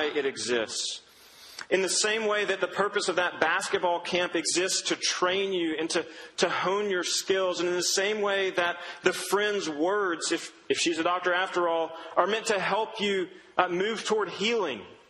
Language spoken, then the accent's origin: English; Duncan, Oklahoma, United States; I grew up in Duncan, Oklahoma, which is a nothing of a town in southern Oklahoma